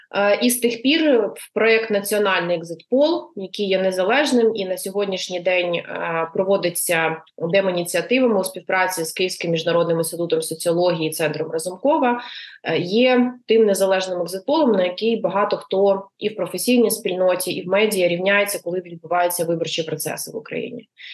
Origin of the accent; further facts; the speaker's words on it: Luhansk Oblast, Ukraine; moved away; я сама з Луганщини, е, я там виросла.